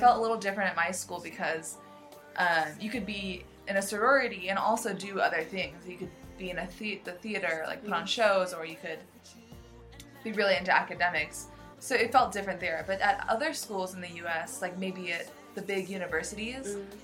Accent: United States; I grew up in the United States in America

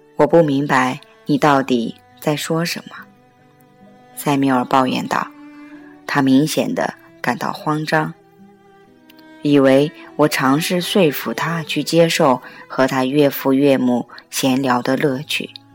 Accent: China; 我们中国人

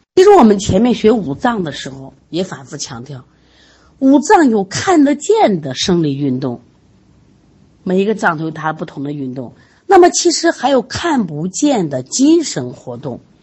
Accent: Sichuan, China; 我们四川人爱吃辣

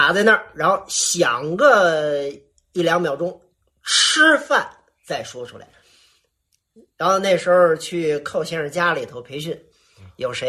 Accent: Fujian, China; accent: Fujian; 所有的人都说这怎么招了一个这个这这个这个福建的小结巴啊？这怎么说相声啊？实际上是什么呢？实际上是当时我为了改我的口音

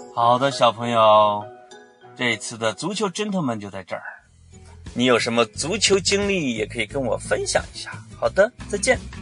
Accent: Henan, China; 我刚才说的是河南话

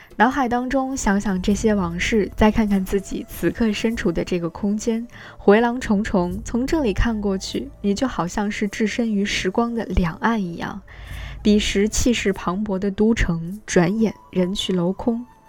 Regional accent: China; 我们中国人

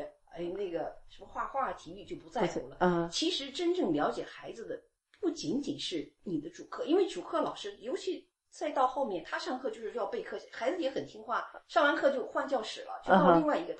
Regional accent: China; now in United States; 我看到网上很多不不仅仅是说我们这些从呃中国来的，

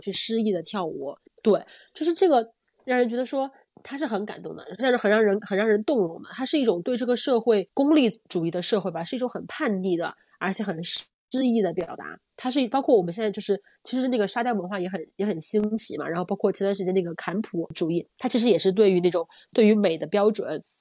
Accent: southern China, China; 作为一个南方人，当时其实没有怎么见过雪

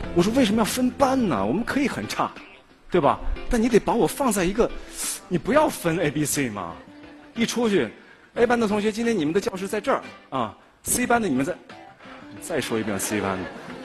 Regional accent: Nanchang, Jiangxi, China; 我出生在江西南昌

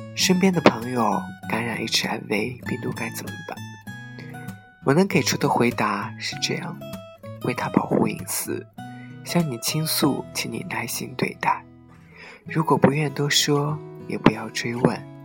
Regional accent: China; 身为中国人自豪

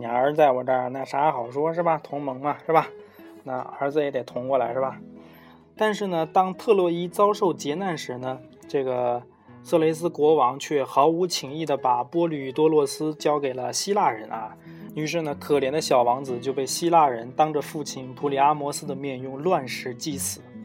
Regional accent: China; 我们中国人

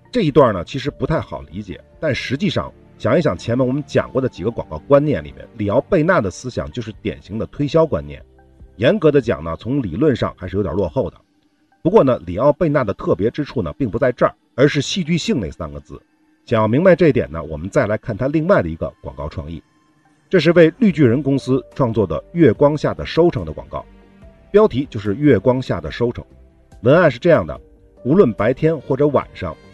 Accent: China; 我们中国人

